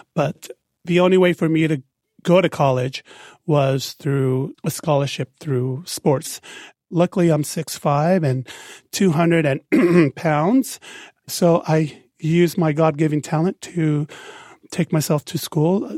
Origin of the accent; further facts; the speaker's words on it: Salt Lake City, Utah, United States; also born or lived in Tonga; I am from the Kingdom of Tonga, grew up in Salt Lake City